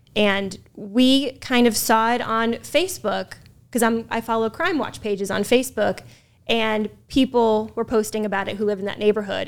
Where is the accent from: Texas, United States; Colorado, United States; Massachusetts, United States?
Massachusetts, United States; moved away as an adult; also born or lived in Sioux City, Iowa / Burlington, Vermont; now in Lakeland, United States; I'm from Massachusetts